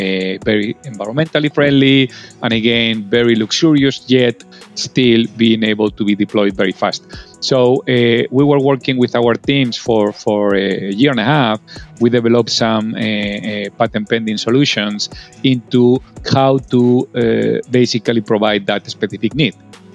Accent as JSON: {"language": "English", "town": "Madrid", "region": "Community of Madrid", "country": "Spain", "also_born_or_lived": "Japan / Kuwait / India / Miami", "accent": "thick Spanish", "second_language": "English", "moved": "as an adult", "lives_now": "New York, United States", "said": "originally from Spain, you probably noticed from my thick accent, and it will be more obvious in the minutes ahead. But I have been in US for a long time, but still accents never change. And I had the fortune to live all over the world."}